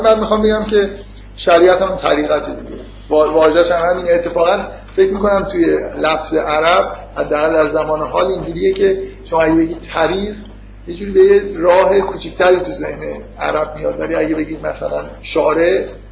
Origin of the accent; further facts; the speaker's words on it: Iran; ما که تو ایران به دنیا اومدیم